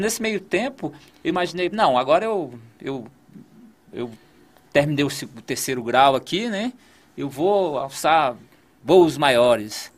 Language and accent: Portuguese; Gama, Federal District, Brazil; Eu, eu nasci no Gama, morei no Gama